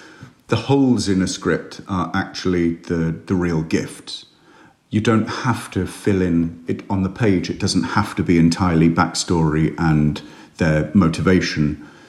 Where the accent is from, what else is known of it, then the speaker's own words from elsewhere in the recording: United Kingdom; I'm British. We're very cheap.